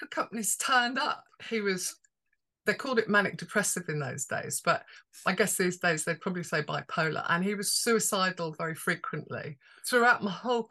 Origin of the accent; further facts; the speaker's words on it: Birmingham, West Midlands, United Kingdom; moved away; also born or lived in Holborn; I grew up in Handsworth Wood in Birmingham before we moved to Holborn.